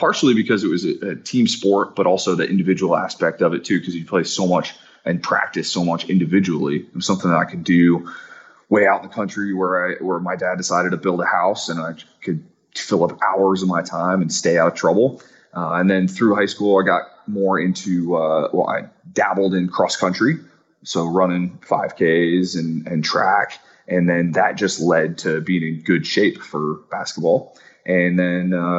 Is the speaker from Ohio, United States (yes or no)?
yes; southeastern Ohio, United States; moved away as an adult; also born or lived in Upper Peninsula of Michigan, United States; now in Morocco; I was raised in southeastern Ohio